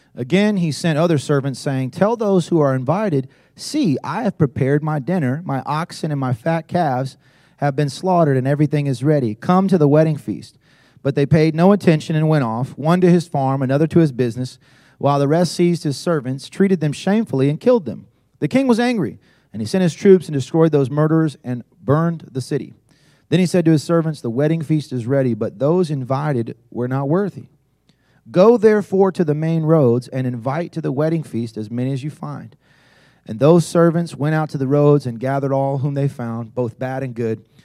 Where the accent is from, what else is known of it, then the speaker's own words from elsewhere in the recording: South Carolina, United States; I was from South Carolina